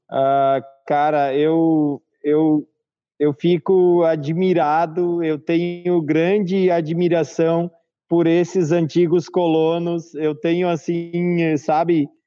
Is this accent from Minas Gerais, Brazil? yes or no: no; Caxias do Sul, Rio Grande do Sul, Brazil; nós viemos de fora, nós viemos de Caxias do Sul, Rio Grande do Sul, as pessoas não nos conheciam bem aqui, Faz nove anos que nós moramos na cidade.